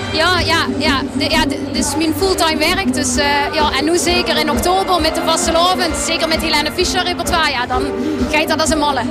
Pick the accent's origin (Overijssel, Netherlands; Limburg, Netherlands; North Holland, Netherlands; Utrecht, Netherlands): Limburg, Netherlands; Kerkrade; now in near Arnhem, Netherlands; Ik ben oorspronkelijk uit Kerkrol